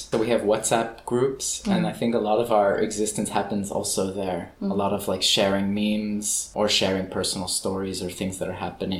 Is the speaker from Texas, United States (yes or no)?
yes; San Antonio, Texas, United States; moved away as an adult; now in Belgium; I'm from San Antonio, Texas. Moved to Europe to study art